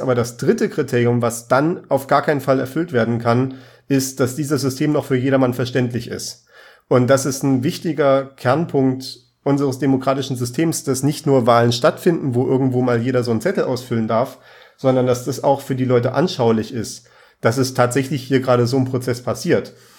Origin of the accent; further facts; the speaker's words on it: Germany; also born or lived in Saxony; bei uns in Deutschland